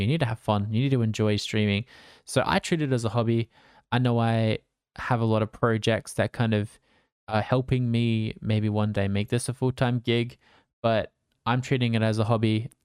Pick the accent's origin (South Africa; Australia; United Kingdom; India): Australia; I'm Australian, so I stream at nighttime for me after I finish work